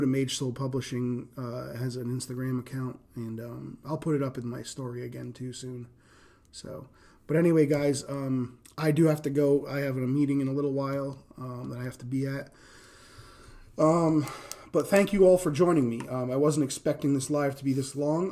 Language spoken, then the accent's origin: English; Rhode Island, United States; accent: East Coast; now in Indiana, United States; I grew up in Rhode Island